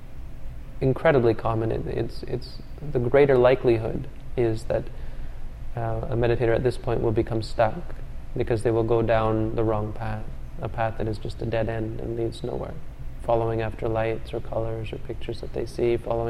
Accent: Canada; I'm from Canada

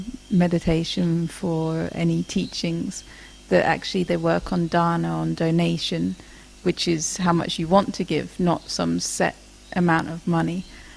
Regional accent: England, United Kingdom; moved away; my home country in England

